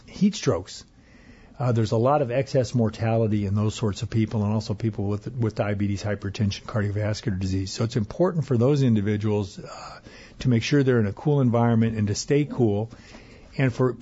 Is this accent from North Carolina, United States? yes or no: no; Arizona, United States; now in Minnesota, United States; I grew up in Arizona